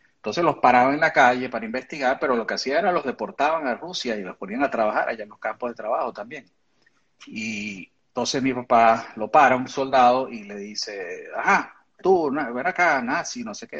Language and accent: Spanish; Venezuela; moved away as an adult; now in United States; cuando éramos niños en Venezuela